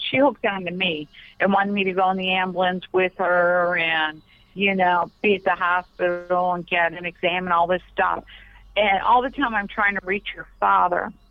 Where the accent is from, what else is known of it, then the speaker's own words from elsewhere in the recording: Pennsylvania, United States; moved away; I'm from Pennsylvania originally, so we talk fast.